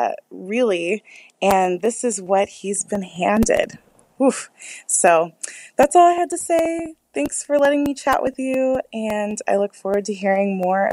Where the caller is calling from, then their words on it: Phoenix, Arizona, United States; I'm calling from Phoenix, Arizona.